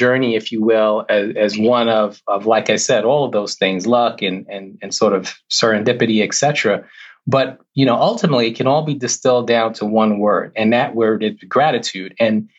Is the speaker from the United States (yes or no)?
yes; New York, United States; growing up in New York with friends of mine